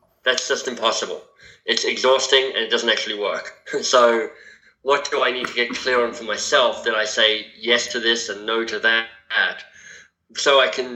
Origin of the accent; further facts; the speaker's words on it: Canberra, Australian Capital Territory, Australia; moved away as an adult; now in Toronto, Canada; in Canberra, my hometown